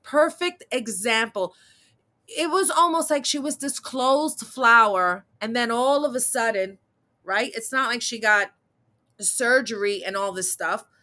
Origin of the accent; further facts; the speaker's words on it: New York City, New York, United States; I'm a New York City native, born and raised in Manhattan